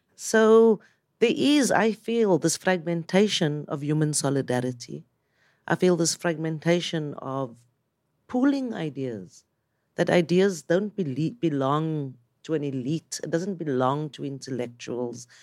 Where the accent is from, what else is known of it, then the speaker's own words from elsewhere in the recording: South Africa; I'm from South Africa